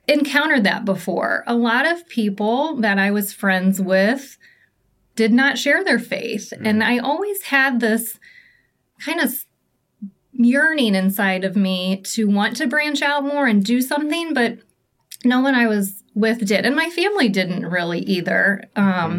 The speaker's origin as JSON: {"language": "English", "town": "Indianapolis", "region": "Indiana", "country": "United States", "tie": "born or raised there", "also_born_or_lived": "Fishers, Indiana / Carmel, Indiana", "said": "I am from the Indianapolis area. I was born and raised here"}